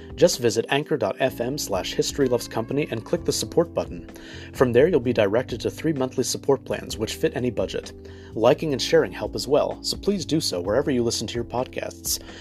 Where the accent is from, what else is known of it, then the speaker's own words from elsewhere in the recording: Los Angeles, California, United States; I was born and raised in Los Angeles